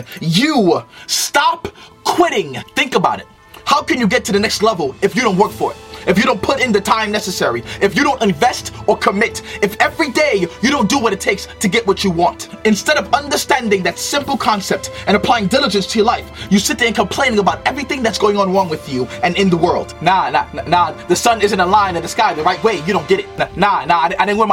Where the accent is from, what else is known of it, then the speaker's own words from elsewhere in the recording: New York City, New York, United States; also born or lived in Trinidad; I was born in Trinidad but raised in Brooklyn, New York